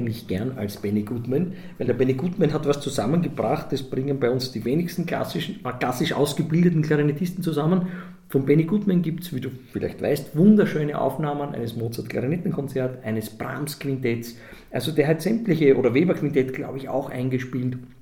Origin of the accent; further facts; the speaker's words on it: Vienna, Austria; als Wiener Kind